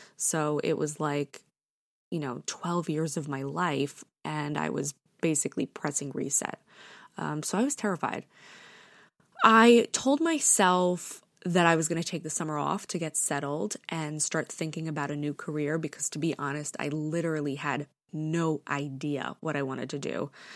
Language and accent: English; New York, United States; also born or lived in Connecticut; I was born and raised in New York.